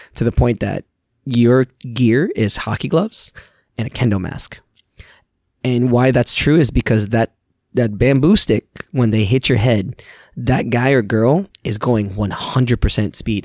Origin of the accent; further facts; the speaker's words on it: New York, United States; also born or lived in Philippines; now in Gainesville, United States; growing up in New York